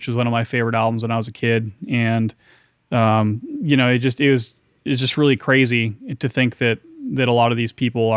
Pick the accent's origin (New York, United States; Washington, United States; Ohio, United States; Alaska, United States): Washington, United States; near Seattle; Seattle, Washington, near my hometown